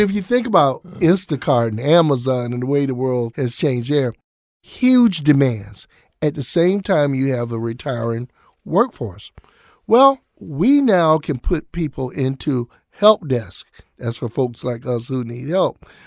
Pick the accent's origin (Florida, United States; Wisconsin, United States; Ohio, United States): Florida, United States; Jacksonville; also born or lived in Atlanta, Georgia; now in Minneapolis, United States; my hometown of Jacksonville, Florida